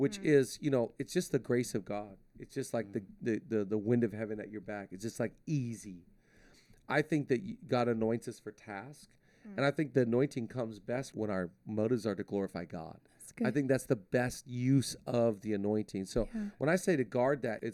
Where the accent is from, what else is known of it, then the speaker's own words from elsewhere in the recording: Shelton, Washington, United States; now in Los Angeles, United States; I was born in Shelton, Washington